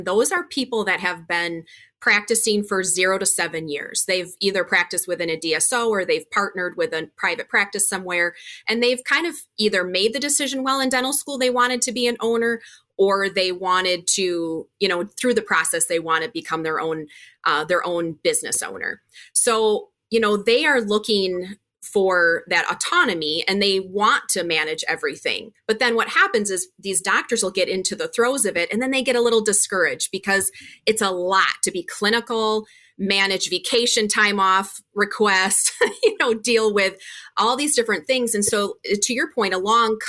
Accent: Wisconsin, United States; I am from Wisconsin. We're based out of the Milwaukee area

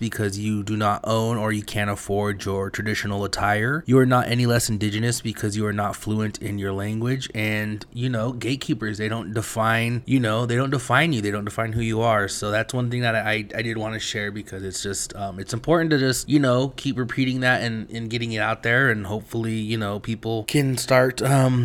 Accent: United States; I was born and raised on the res

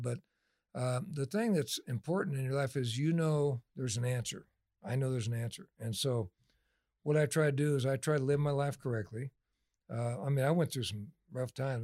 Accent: Delano, California, United States; also born or lived in Oildale, California / Bakersfield, California; I grew up in Delano

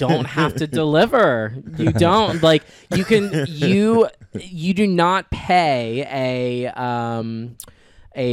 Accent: Naples, Florida, United States; I grew up in Naples, Florida

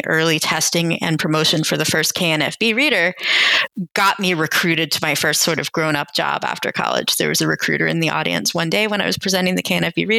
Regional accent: Virginia, United States; now in New York, United States; visiting from Virginia, again, around the age of 10 or 11.

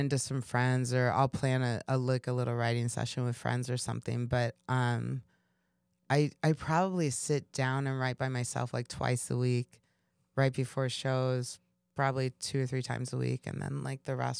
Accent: Kansas City, Missouri, United States; You know, I grew up in Kansas City. And so it's kind of like the same vibe a little bit.

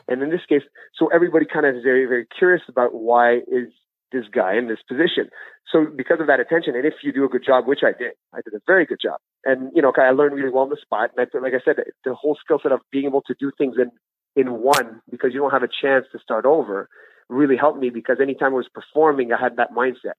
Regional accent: Ottawa, Ontario, Canada; also born or lived in Gabon; I've been living out in Ottawa since I was seven years old.

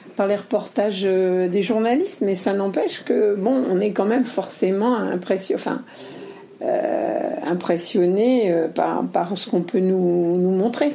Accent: western France, France; je suis de l'Ouest

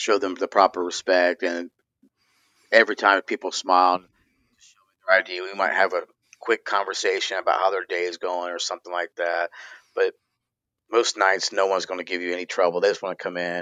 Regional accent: Troy, Ohio, United States; I am from Troy, Ohio. I still live in Troy

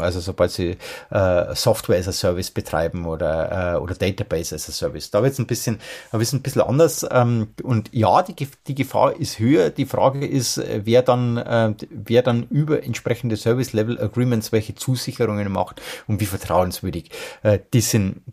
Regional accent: Germany; bei uns in Deutschland

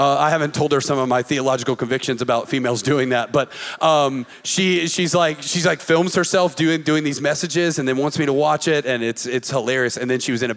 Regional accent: the South, United States; we grew up in the South and we grew up in these churches

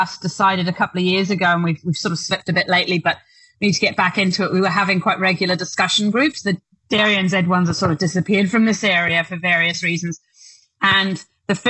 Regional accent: United Kingdom; now in Duntroon, New Zealand; I'm British, so we do have that sort of reservedness

